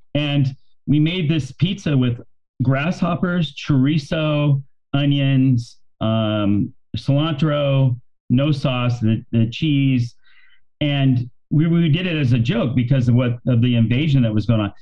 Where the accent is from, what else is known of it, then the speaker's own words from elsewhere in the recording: Bakersfield, California, United States; I grew up in Bakersfield